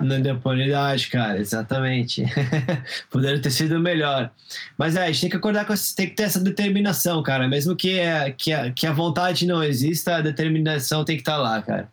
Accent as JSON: {"language": "Portuguese", "country": "Brazil", "moved": "yes", "said": "mesmo morando fora do Brasil, como brasileiro"}